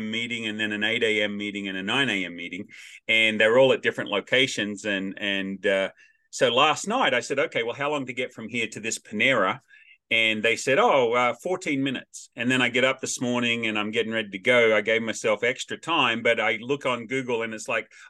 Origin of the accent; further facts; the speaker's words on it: Australia; also born or lived in Wichita, Kansas; now in United States; I'm Australian by birth, American by choice